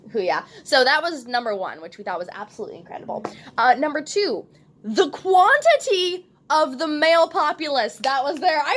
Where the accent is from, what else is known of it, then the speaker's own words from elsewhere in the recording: Texas, United States; I don't do well with the cold. I'm a Texan